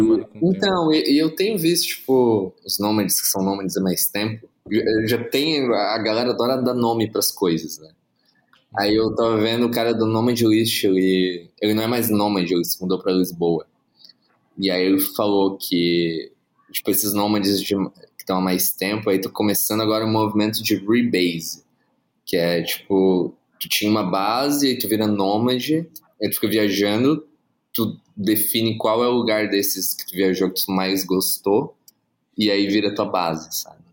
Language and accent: Portuguese; Imbituba, Santa Catarina, Brazil; moved away as an adult; also born or lived in Tubarão, Brazil / São Paulo, Brazil; now in Mexico; sou de Imbituba